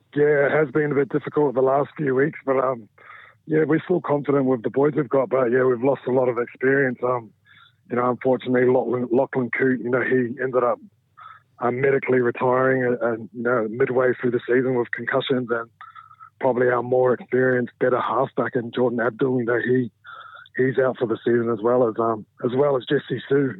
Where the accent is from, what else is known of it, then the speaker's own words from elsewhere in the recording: New Zealand; moved away as an adult; also born or lived in Brisbane, Australia; now in England; I moved back to New Zealand when I was um, about two years old. So you know, I had my childhood in New Zealand, and you know, I do classify myself as a, as a Kiwi.